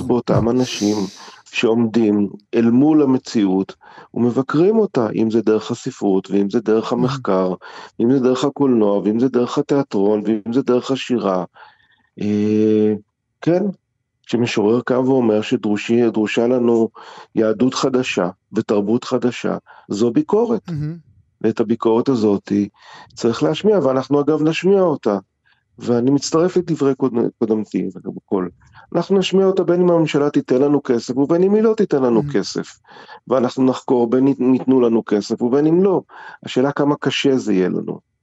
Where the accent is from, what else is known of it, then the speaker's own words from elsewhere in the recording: Jerusalem, Jerusalem District, Israel; גם אני גדלתי בירושלים וגם אני גדלתי בספריות